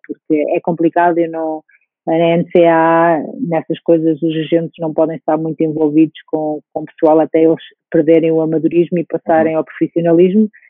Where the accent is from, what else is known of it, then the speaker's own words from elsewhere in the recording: Portugal; moved away as an adult; also born or lived in Russia; eu sendo portuguesa